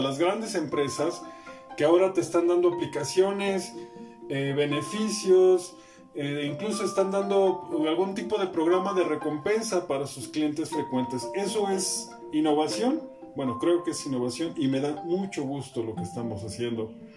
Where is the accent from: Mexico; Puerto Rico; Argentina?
Mexico; como mexicano